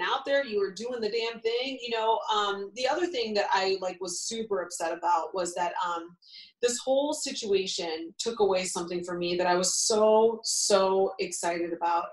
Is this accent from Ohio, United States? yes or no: yes; Ohio, United States; now in New York City, United States; where I grew up